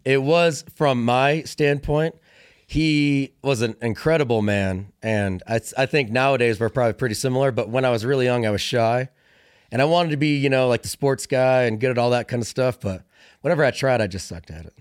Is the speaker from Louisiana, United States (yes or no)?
no; Illinois, United States; moved away as an adult; also born or lived in Fort Lewis, Washington; I grew up in Illinois, small town, cornfields